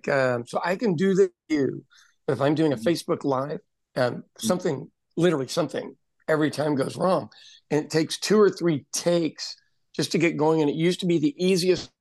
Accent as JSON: {"language": "English", "region": "Midwestern United States", "country": "United States", "tie": "born or raised there", "said": "I grew up in the Midwestern part of the United States"}